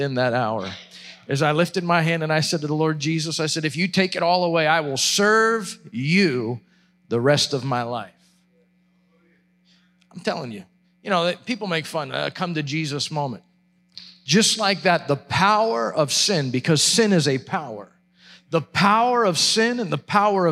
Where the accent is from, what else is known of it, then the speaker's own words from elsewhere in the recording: Perry County, central Pennsylvania, United States; I was born and raised in Perry County, central Pennsylvania.